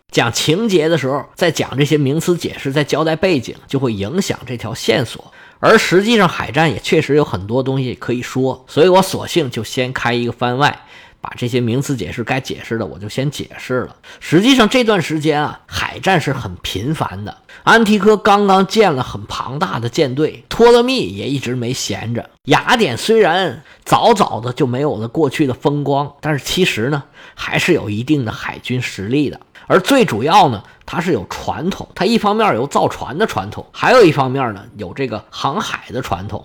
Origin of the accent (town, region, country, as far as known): China